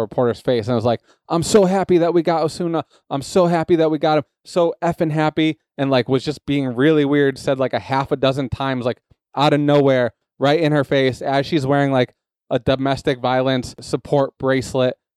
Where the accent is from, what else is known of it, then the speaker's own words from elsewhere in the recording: New England, United States; I'm from New England